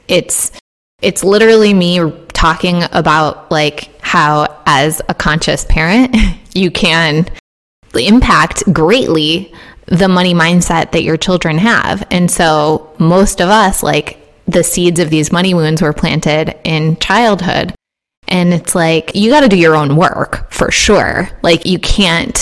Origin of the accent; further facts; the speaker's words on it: Midwest, United States; I'm a millennial and I grew up in the Midwest